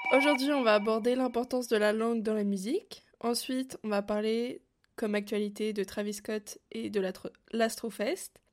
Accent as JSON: {"language": "French", "country": "France", "tie": "born or raised there", "also_born_or_lived": "Canada", "said": "quand j'ai grandi en France"}